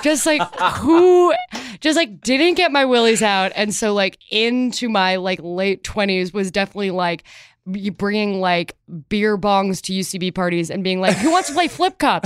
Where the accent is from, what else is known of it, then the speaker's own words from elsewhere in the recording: Chicago, Illinois, United States; moved away as an adult; also born or lived in Evanston, Illinois; I grew up in Chicago